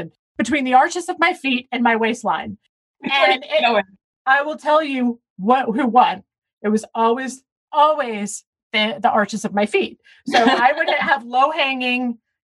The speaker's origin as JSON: {"language": "English", "region": "Tennessee", "country": "United States", "tie": "born or raised there", "said": "growing up in Tennessee"}